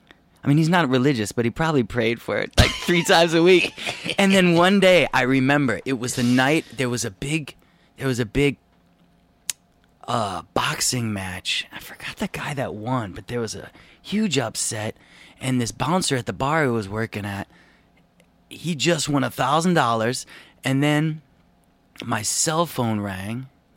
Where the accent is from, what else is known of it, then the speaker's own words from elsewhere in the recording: Evanston, Illinois, United States; Yeah, I'm from Evanston.